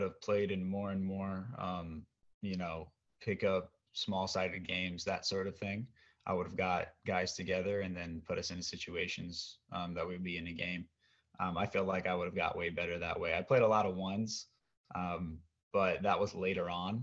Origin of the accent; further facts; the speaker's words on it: Oregon, United States; I'm from Oregon